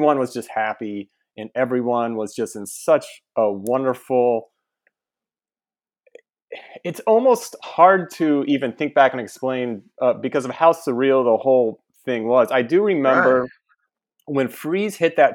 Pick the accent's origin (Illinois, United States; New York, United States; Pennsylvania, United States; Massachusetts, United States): Illinois, United States; near Springfield, central; I'm from central Illinois, right in the kind of near Springfield. And it was where I grew up